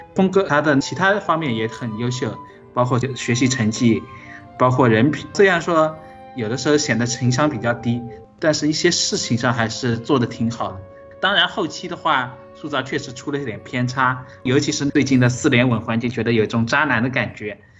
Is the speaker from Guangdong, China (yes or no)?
yes; Guangzhou, Guangdong, China; 我来自广州，今年十二、十六岁